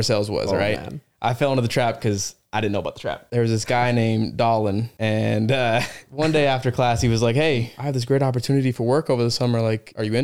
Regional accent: Salt Lake City, Utah, United States; also born or lived in Orem, Utah; I'm from Salt Lake City, Utah. Born and raised

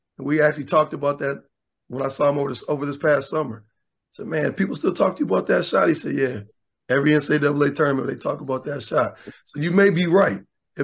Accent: Lansing, Michigan, United States; I'm from Lansing, Michigan.

